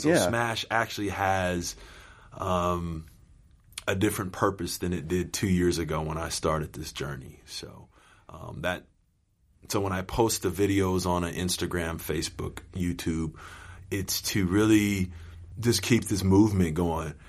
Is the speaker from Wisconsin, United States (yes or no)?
no; Los Angeles, California, United States; I had basically moved from uh, suburbia to here